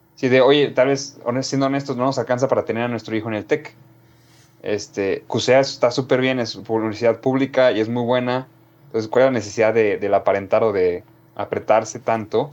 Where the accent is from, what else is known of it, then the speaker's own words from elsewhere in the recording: Mexico; nosotros como mexicanos